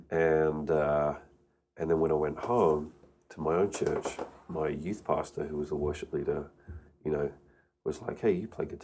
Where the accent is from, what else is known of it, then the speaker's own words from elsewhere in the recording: United Kingdom; So born and raised in the UK. Uh, so I used to speak like this, mate, uh, but my accent's kind of softened over the years.